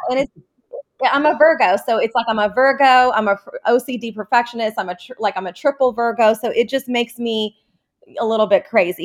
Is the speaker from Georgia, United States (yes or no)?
yes; Atlanta, Georgia, United States; also born or lived in Jordan; I was born in Jordan, and we moved to Atlanta when I was five, and I've been living here ever since